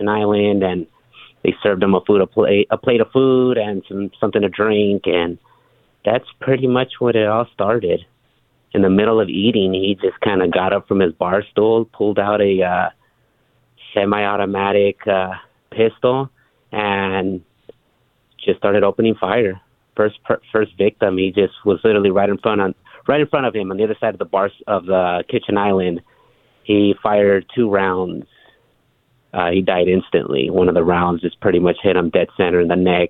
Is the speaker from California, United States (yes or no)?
yes; California, United States; I was born and raised in California